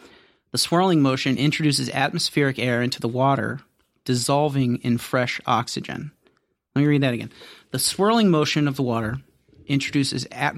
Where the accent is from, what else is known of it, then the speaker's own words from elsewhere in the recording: Ohio, United States; I grew up in Ohio. Mm-hmm. Family of 72.